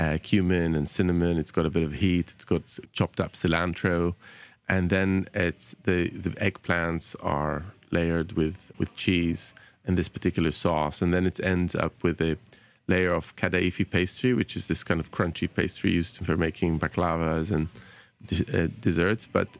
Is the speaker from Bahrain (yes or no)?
yes; Bahrain; you know, that kind of growing up in Bahrain and kind of having those particular flavors is absolutely there